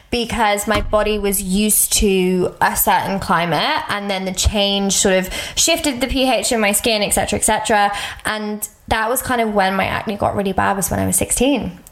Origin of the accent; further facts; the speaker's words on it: England, United Kingdom; I was like where can I go I'm English so obviously I was like I can go to England